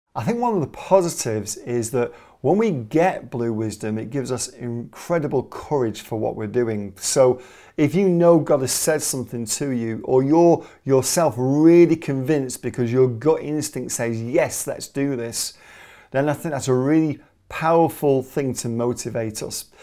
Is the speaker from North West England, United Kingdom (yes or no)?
yes; Manchester, North West England, United Kingdom; I'm Mancunian, I'm from Manchester